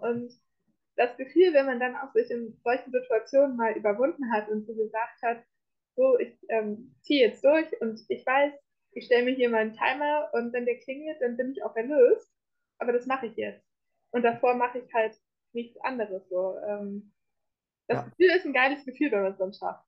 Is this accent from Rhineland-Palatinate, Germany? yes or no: no; North Rhine-Westphalia, Germany; moved away as an adult; now in Munich, Germany; ich komme ursprünglich komme ich aus Ostwestfalen